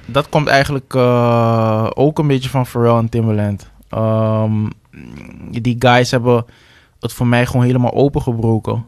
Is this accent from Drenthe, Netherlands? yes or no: no; Amsterdam, North Holland, Netherlands; waar ik vandaan kom, de Belmer